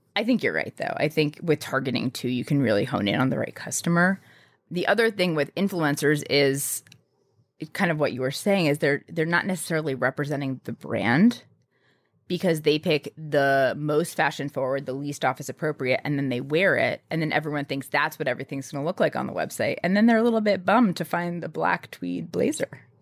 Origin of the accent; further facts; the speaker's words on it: New York City, New York, United States; I grew up in New York City